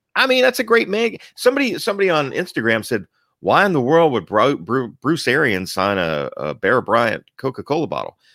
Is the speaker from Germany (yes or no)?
yes; Germany; moved away; I was born in Germany